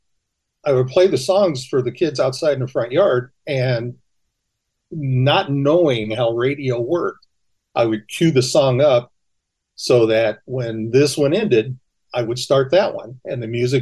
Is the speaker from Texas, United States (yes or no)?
no; California, United States; also born or lived in Oklahoma; Yeah, I was born in Los Angeles, but I grew up between California and Oklahoma.